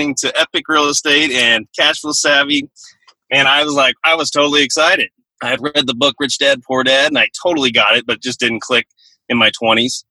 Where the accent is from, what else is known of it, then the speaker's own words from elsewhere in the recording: Costa Mesa, California, United States; I'm from Costa Mesa, California